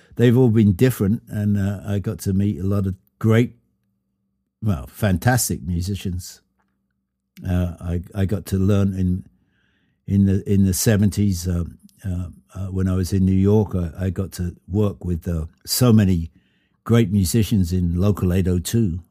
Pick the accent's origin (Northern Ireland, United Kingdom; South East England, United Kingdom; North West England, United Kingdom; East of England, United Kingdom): South East England, United Kingdom; Brighton; now in United States; come down to Brighton in my hometown